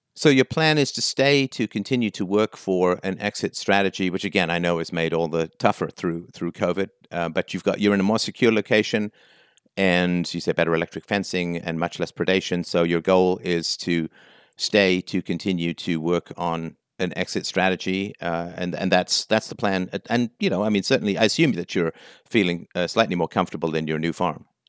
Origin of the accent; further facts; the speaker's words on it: England, United Kingdom; also born or lived in Ireland / South Africa; now in Canada; Born in Ireland, grew up in England, lived for a little while in South Africa, came to Canada